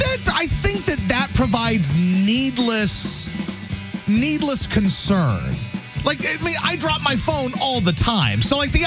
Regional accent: Poplar Bluff, Missouri, United States; also born or lived in Louisiana / Texas; now in St. Louis, United States; I was born in Southeast Missouri, Poplar Bluff, PB Mo. Okay. And then, of course, I lived in Louisiana for a long time and Texas.

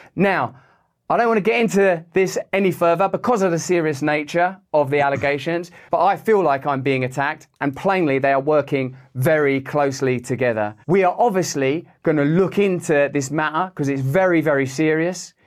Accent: England, United Kingdom; I'm English

